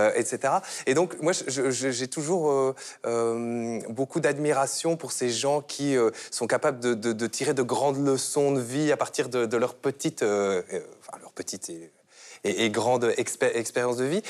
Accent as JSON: {"language": "French", "country": "Belgium", "said": "en tant que Belge"}